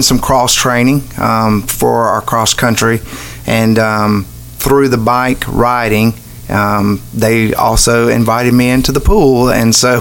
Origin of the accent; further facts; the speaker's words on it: Montgomery, Alabama, United States; also born or lived in Gainesville, Florida; now in Tallahassee, United States; I grew up in Montgomery, Alabama, and started out in Capitol Heights